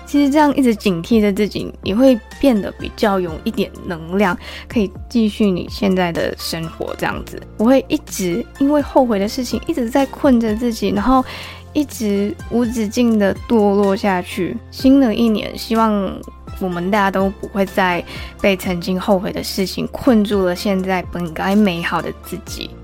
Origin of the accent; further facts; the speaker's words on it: Malaysia; also born or lived in Taiwan; 我们马来西亚人所知道的 part-time